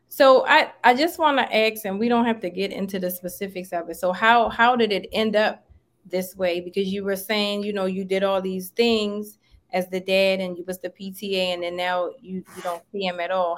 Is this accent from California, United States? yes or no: no; Maryland, United States; now in Atlanta, United States; I'm from Maryland, but I live in Atlanta now.